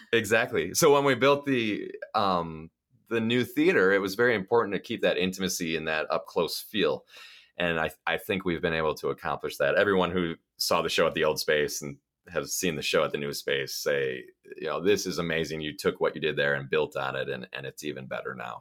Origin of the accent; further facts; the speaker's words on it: Milwaukee, Wisconsin, United States; also born or lived in Stevens Point, Wisconsin / Baraboo, Wisconsin; now in Lake Geneva, United States; I grew up in Milwaukee, Wisconsin